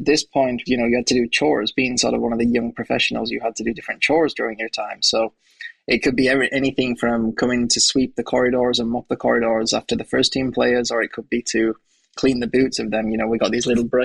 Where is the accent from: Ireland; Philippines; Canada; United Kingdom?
United Kingdom; Pickering, Yorkshire and the Humber; moved away as an adult; also born or lived in Sweden; I was born in a small town just outside of York. So it's called Pickering. So I was raised there for the first 18 years of my life.